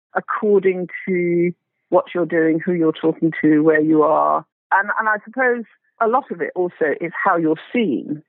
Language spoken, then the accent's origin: English; England, United Kingdom; So the thing about being black and English